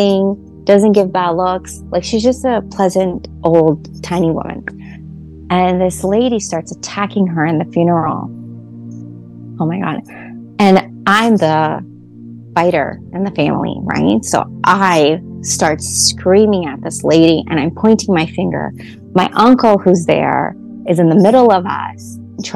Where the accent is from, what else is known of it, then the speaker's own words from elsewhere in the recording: United States; the same complex that we grew up in Highland Park